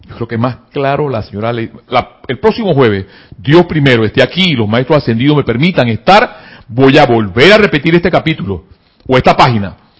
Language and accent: Spanish; Panama; acá en mi país, Panamá